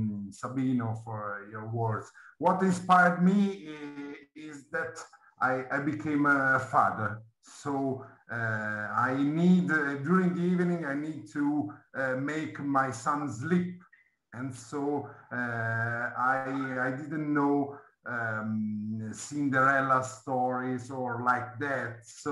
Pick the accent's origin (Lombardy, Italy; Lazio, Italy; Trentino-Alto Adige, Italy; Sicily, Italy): Lombardy, Italy; Milan; Yes, yes. But okay. I'm from Milan.